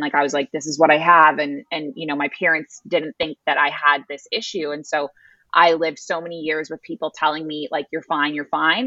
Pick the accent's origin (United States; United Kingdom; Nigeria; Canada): Canada; Toronto, Ontario; moved away as an adult; also born or lived in Middle East; now in Bali, Indonesia; I grew up in Toronto